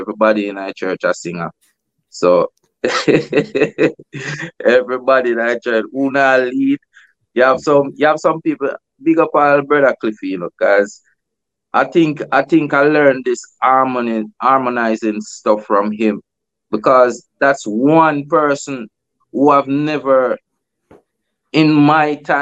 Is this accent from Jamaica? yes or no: yes; Kingston, Jamaica; I grew up in Kingston most of my life, from Kingston 13